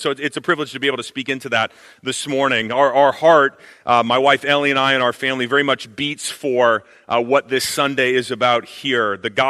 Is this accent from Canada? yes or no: yes; Canada; also born or lived in China; fun fact about me, also Canadian, but my wife has influenced me, so you don't hear it as much in my accent.